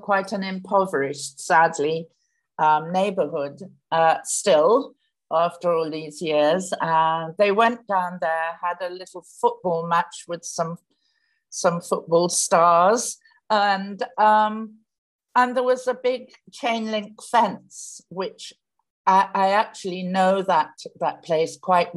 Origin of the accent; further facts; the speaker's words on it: United Kingdom; now in Kingston, Jamaica; You might be able to tell from a bit of my accent that I was born in the UK, but I have lived here for 35 years now